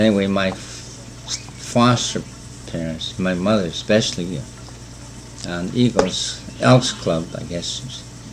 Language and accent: English; Fairbanks, Alaska, United States; also born or lived in Kotzebue, Alaska; Then we came back over here in 1945, and so I've been living here since then.